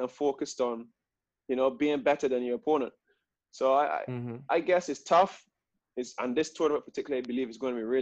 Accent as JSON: {"language": "English", "town": "Bridgetown", "region": "Saint Michael", "country": "Barbados", "tie": "born or raised there", "said": "born and bred in Barbados, Bridgetown, Barbados"}